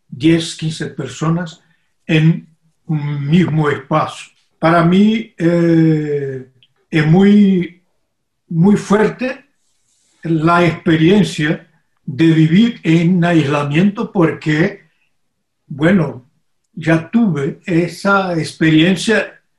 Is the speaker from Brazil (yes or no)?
yes; Brazil; also born or lived in Brasília